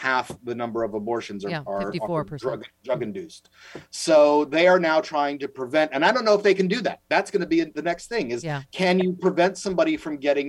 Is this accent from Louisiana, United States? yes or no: yes; Louisiana, United States; my home state's Louisiana